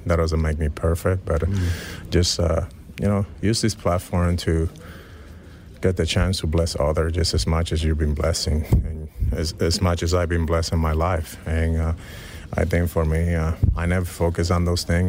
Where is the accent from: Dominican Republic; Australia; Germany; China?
Dominican Republic; moved away; growing up in the Dominican Republic, being born and raised in there